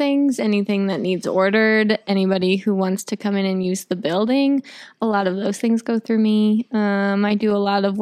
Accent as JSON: {"language": "English", "town": "Nappanee", "region": "Indiana", "country": "United States", "tie": "born or raised there", "also_born_or_lived": "Winona Lake, Indiana", "moved": "as an adult", "lives_now": "Columbia City, United States", "said": "I'm from Napanee, Indiana. I went to high school at Northwood"}